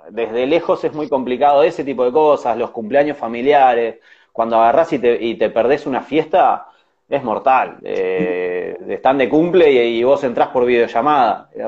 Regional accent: Uruguay; Claro, yo soy recontra uruguayo.

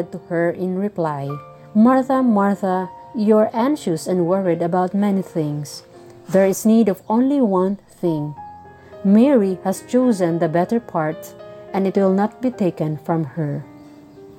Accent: Bukidnon, Northern Mindanao, Philippines; from Usuan, Bukidnon, southern part of the Philippines.

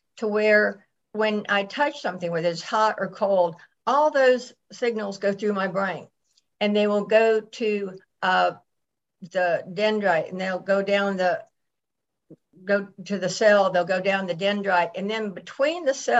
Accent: Atlanta, Georgia, United States; also born or lived in Buffalo, New York; I was raised in Atlanta, Georgia.

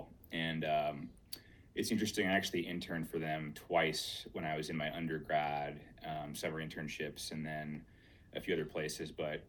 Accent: Boise, Idaho, United States; also born or lived in Salt Lake City; I'm from Boise, Idaho, native, you know, born and raised, and I love it here. It's a great place, great community.

